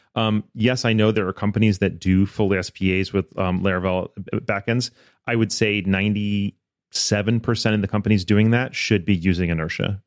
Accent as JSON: {"language": "English", "area": "outside of Ann Arbor", "region": "Michigan", "country": "United States", "tie": "born or raised there", "also_born_or_lived": "Florida", "moved": "as an adult", "said": "I grew up in, outside of Ann Arbor"}